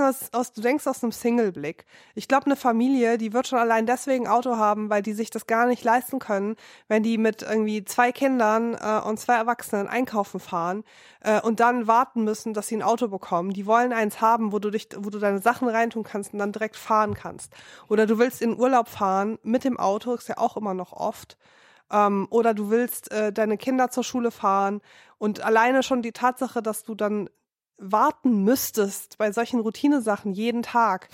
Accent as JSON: {"language": "German", "region": "Rhineland", "country": "Germany", "moved": "yes", "lives_now": "Berlin, Germany", "said": "mich als Rheinländerin"}